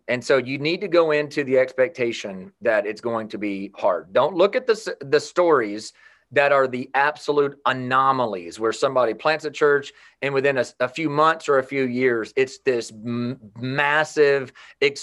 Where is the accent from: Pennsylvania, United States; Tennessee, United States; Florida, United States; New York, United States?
Tennessee, United States; Lebanon; born and raised in Lebanon, Tennessee, a suburb of Nashville